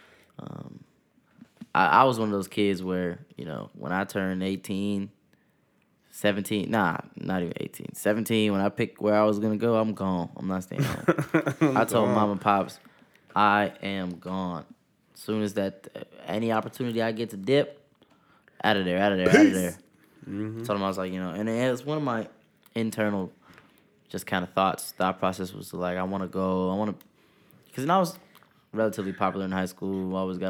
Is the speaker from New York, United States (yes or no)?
no; hometown near San Jose, California, United States; also born or lived in Sacramento, California; leaving my hometown, I didn't know nobody coming to Sac State